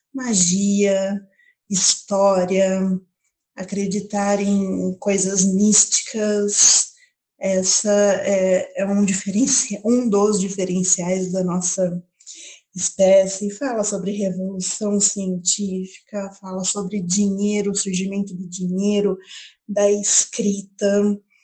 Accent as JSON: {"language": "Portuguese", "town": "Paulínia", "region": "São Paulo", "country": "Brazil", "said": "tenho 29 anos, sou de Paulínia"}